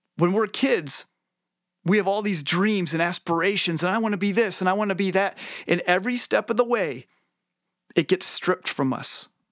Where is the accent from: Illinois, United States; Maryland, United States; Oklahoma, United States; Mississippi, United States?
Illinois, United States; Northwest; I grew up in Northwest Illinois uh, in the 90s